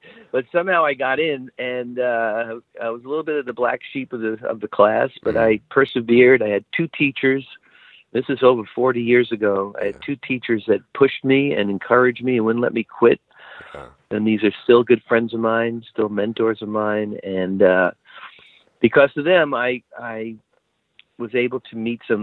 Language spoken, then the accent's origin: English; New York City, New York, United States; moved away; I grew up in Brooklyn, New York